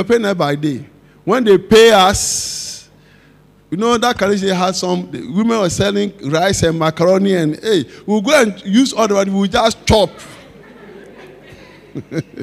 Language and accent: English; Accra, Greater Accra, Ghana; When we were children growing up in Osu